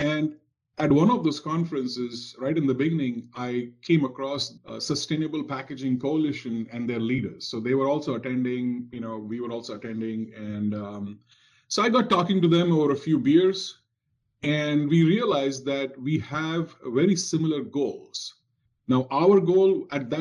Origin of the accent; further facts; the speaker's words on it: India; moved away as an adult; now in Cincinnati, United States; Growing up in India in the 70s and 80s